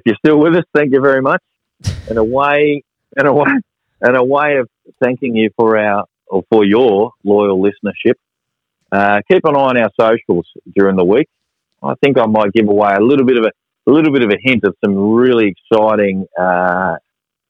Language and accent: English; Australia; being Australian